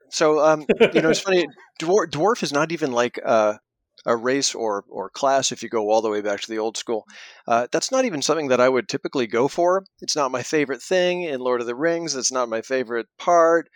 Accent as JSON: {"language": "English", "country": "Canada", "said": "I'm a Canadian living in Toronto"}